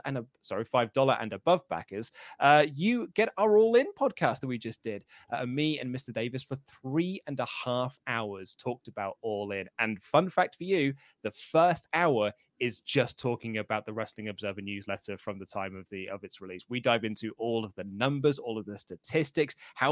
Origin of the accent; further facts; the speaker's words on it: England, United Kingdom; I am a Brit, so I am from the UK, I'm from England